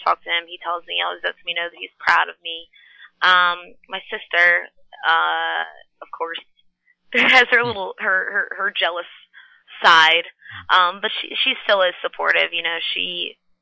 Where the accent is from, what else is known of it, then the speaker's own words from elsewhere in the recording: Philadelphia, Pennsylvania, United States; I was born at Pennsylvania Hospital in West Philadelphia